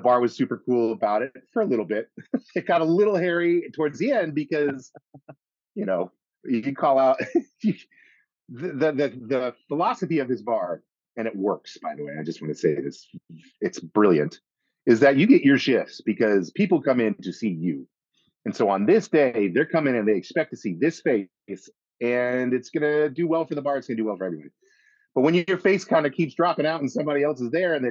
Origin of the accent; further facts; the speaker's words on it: Colorado Springs, Colorado, United States; moved away as an adult; also born or lived in Boston; now in New York, United States; I'm from Colorado. we grew up in the greatest state in the world